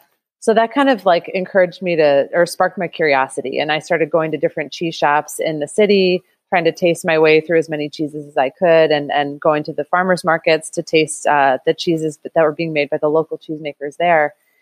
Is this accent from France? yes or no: no; outside of Chicago, Illinois, United States; moved away as an adult; now in New York City, United States; I grew up in the Midwest, just learned you did too, which is cool. So I grew up outside of Chicago and then moved to New York City to go to art school.